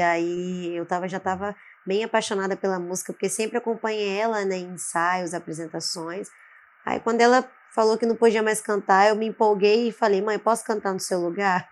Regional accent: Vitória, Espírito Santo, Brazil; sou capixaba, Vitória, hum. Espírito Santo

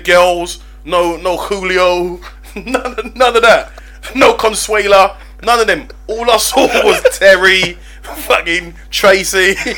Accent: Nigeria; I'm a Nigerian.

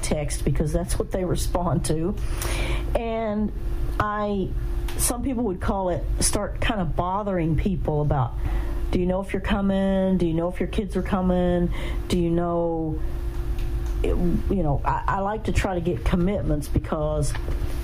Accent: the South, United States; moved away; I'm from the South

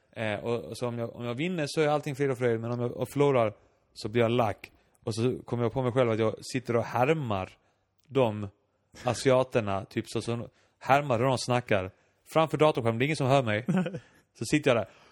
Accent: Iceland; now in Malmö, Sweden; jag var islänning

